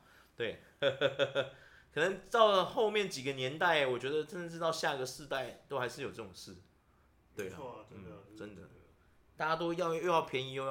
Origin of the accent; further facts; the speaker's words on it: Taiwan; 我们台湾人